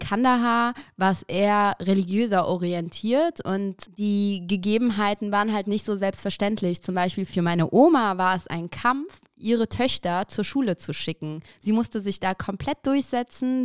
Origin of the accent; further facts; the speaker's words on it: Aachen, North Rhine-Westphalia, Germany; also born or lived in Maastricht; now in Düsseldorf, Germany; meine Eltern kommen aus Afghanistan, aber ich bin geboren und aufgewachsen in Aachen